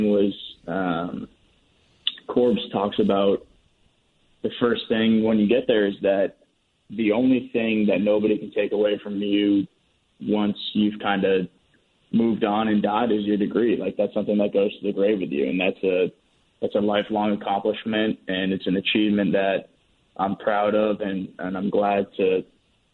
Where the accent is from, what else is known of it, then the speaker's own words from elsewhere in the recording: Red Sox hometown, Massachusetts, United States; my hometown team